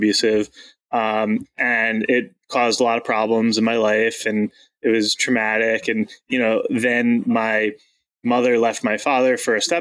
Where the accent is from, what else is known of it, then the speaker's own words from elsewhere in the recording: Long Island, New York, United States; I grew up on Long Island, so the suburbs of Manhattan